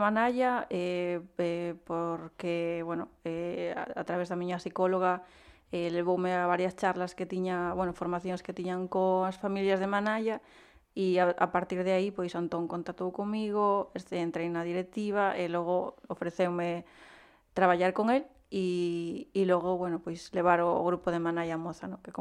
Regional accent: Gondomar, Galicia, Spain; also born or lived in Peru; sale me decir que son de Vigo, ¿no? De Gondomar, pero eu realmente pois nacín en, en Perú.

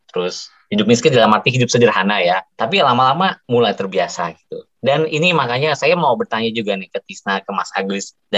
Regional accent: Jakarta, Indonesia; Tapi ya saya telah lahir dan besar di Jakarta jadi terbiasa gitu.

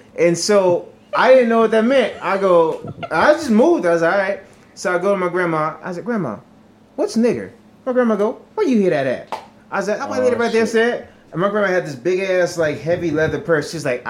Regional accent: Virginia, United States; born or raised there; also born or lived in Hawaii

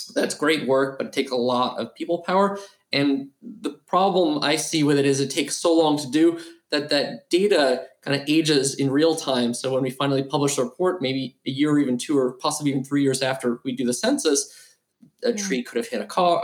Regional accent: New York City, New York, United States; growing up in New York

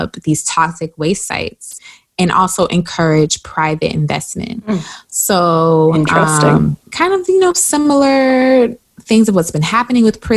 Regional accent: South Carolina, United States; if you're from South Carolina like me

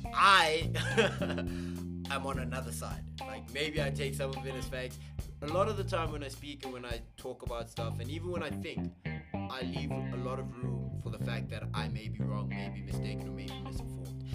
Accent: South Africa

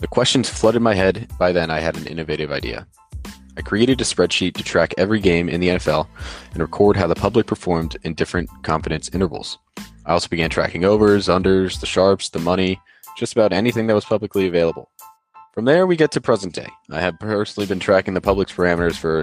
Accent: outside of Philadelphia, Pennsylvania, United States; I grew up outside of Philadelphia and am a diehard Philadelphia sports fan.

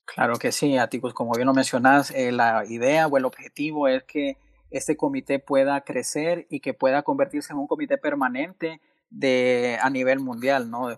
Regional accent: Choluteca, Honduras; soy originario de, del, so, con mucho orgullo 0601

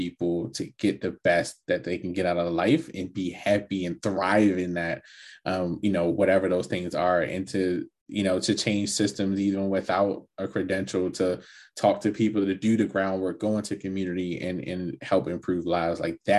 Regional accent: Baltimore, Maryland, United States; I grew up in Baltimore.

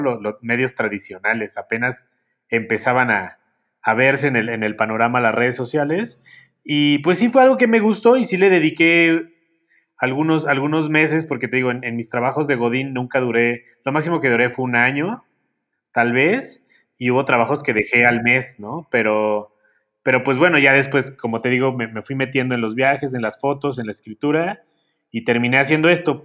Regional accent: Xalapa, Veracruz, Mexico; moved away as an adult; also born or lived in Coatepec, Veracruz / Italy; now in Mexico City, Mexico; yo soy de Jalapa, Veracruz.

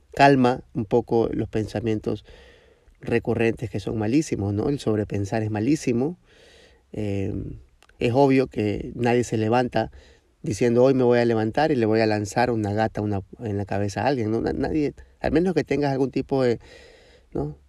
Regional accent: Ecuador; de Ecuador

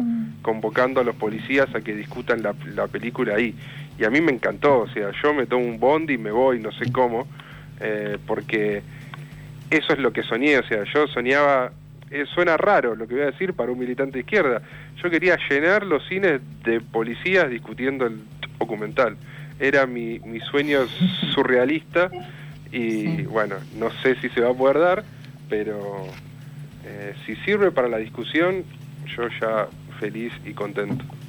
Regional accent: Villa Insuperable, Buenos Aires Province, Argentina; yo soy de Villa Insuperable, la, matanza pegado a Lomas, Loma del Mirador

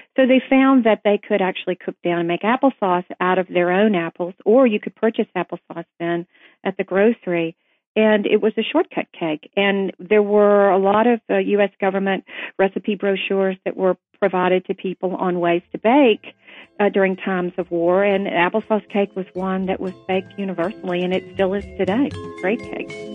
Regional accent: Tennessee, United States; growing up in Tennessee

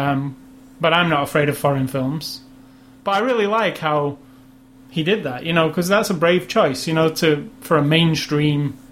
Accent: United Kingdom; I'm British

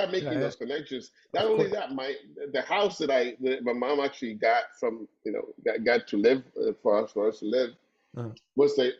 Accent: Havana, Cuba; also born or lived in Párraga, Havana; So I come from growing up in Santo Suarez

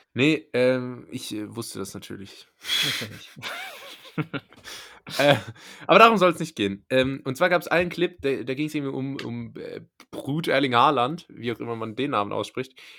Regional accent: Rhineland-Palatinate, Germany; ich komme ja aus der Pfalz

